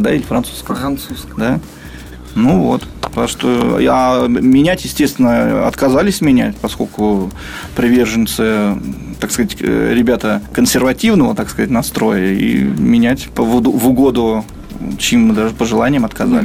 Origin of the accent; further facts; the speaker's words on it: Krasnoznamensk, Moscow Oblast, Russia; мы все из Краснознаменска, из одного маленького города